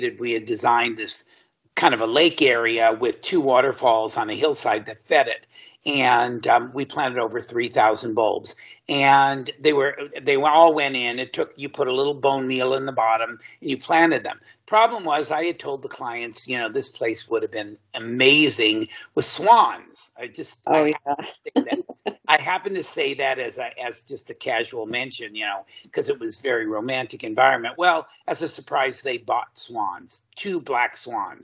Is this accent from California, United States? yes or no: yes; Southern California, United States; I'm originally from the Southern California area